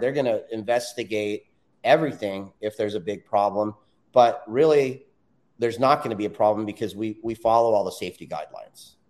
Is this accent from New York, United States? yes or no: no; Southern California, United States; I'm born and raised in Southern California